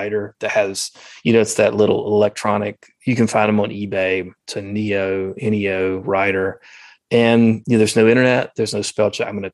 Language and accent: English; the South, United States; accent: Southern; my Southern accent